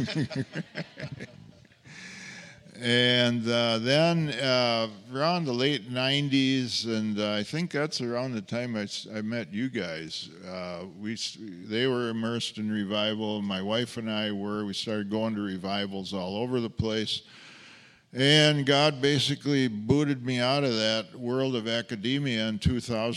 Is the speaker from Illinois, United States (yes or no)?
no; Oshkosh, Wisconsin, United States; moved away; I actually was born and raised in Wisconsin